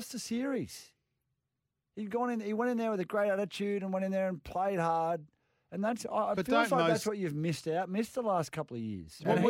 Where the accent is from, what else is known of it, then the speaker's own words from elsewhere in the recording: Queensland, Australia; also born or lived in Caringbah, New South Wales; Mate, I'm a Queenslander, mate.